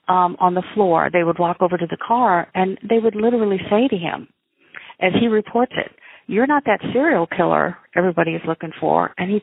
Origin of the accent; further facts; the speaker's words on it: Midwest, United States; I come from the Midwest, our upbringing causes us, I think, not causes us, but influences how we view people.